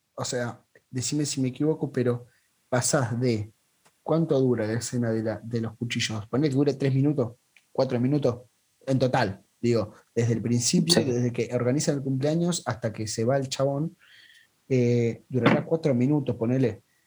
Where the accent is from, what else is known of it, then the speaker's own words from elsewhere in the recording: La Plata, Buenos Aires Province, Argentina; siendo platense